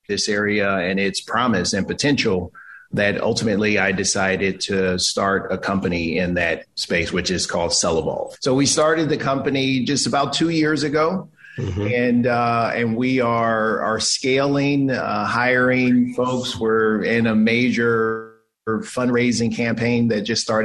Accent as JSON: {"language": "English", "town": "Los Angeles", "region": "California", "country": "United States", "tie": "born or raised there", "also_born_or_lived": "Philadelphia, Pennsylvania", "moved": "as an adult", "lives_now": "San Francisco, United States", "said": "I am a California native, born and raised in Los Angeles"}